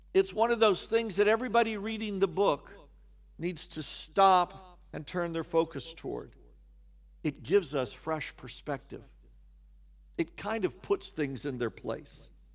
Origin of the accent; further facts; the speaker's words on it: Kansas, United States; also born or lived in West Virginia; I grew up in Kansas